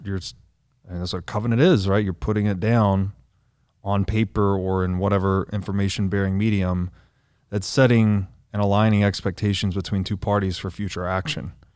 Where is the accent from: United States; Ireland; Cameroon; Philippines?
United States; the South; I grew up Christian in the South